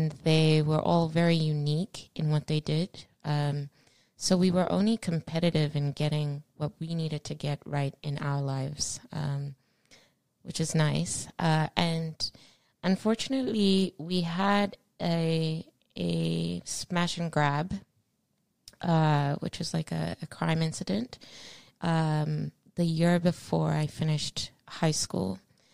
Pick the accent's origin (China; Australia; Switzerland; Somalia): Australia; also born or lived in Zimbabwe; I was born in Zimbabwe. At an early age, my family, my dear parents, Margaret and Fortune, moved to Australia.